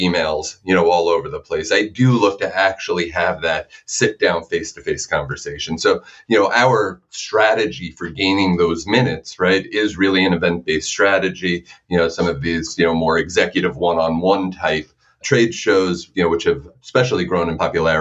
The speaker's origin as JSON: {"language": "English", "region": "New York", "country": "United States", "tie": "born or raised there", "said": "growing up in New York"}